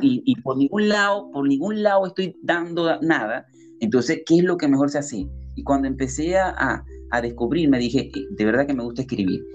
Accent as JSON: {"language": "Spanish", "country": "Venezuela", "moved": "as an adult", "lives_now": "Lima, Peru", "said": "yo soy venezolano. Actualmente, bueno, estoy residenciado en Lima, Perú, ya hace tres años ya"}